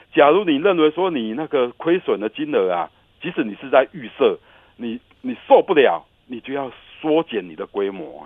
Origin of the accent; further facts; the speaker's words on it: Taiwan; 我们台湾人